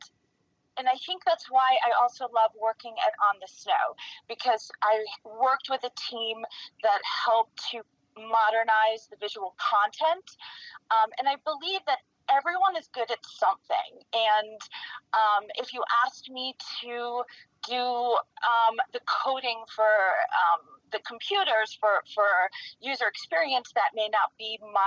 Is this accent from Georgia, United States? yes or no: no; New York, United States; also born or lived in Western Massachusetts; now in Park City, United States; I grew up in New York